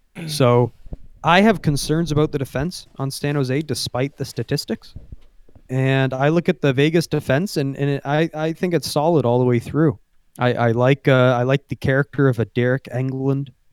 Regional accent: Canada; being a Canadian.

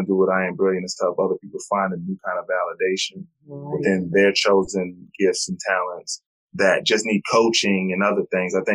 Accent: New York, United States; now in North Carolina, United States; I'm originally from New York, but I moved to North Carolina.

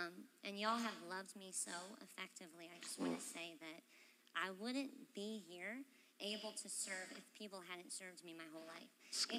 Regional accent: Florida, United States; also born or lived in Massachusetts; So we moved from Massachusetts back home to Florida, and because I had been such a strong part of the body, when we came back here to Florida, we took about 2 years looking for a church home.

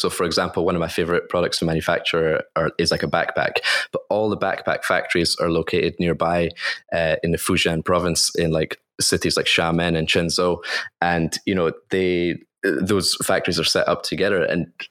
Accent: Scotland, United Kingdom; moved away as an adult; now in Shanghai, China; I was born in Scotland

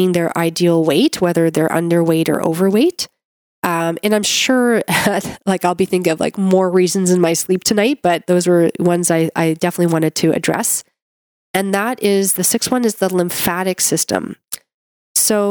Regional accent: Canada; I'm a Canadian medical doctor

